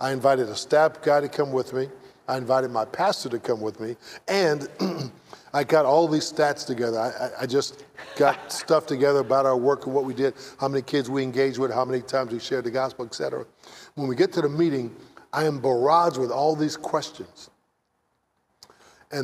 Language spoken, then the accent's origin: English; San Francisco, California, United States; I grew up in San Francisco